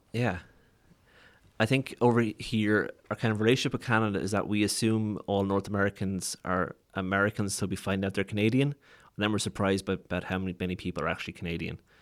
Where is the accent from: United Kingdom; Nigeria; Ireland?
Ireland; Waterford, Munster; I'm from Waterford, which is a town or city of like forty thousand people